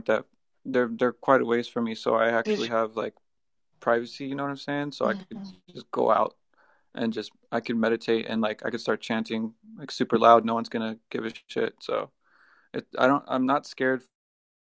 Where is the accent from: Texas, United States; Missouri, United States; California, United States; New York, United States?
California, United States; Southern; now in Virginia, United States; I'm from California.